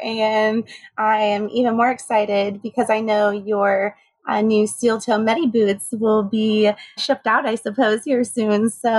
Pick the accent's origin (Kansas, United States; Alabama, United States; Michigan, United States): Kansas, United States; Junction City; born there; So I grew up as an army brat. As they say, my father was in the army. So he was stationed in Junction City, Kansas when I was born.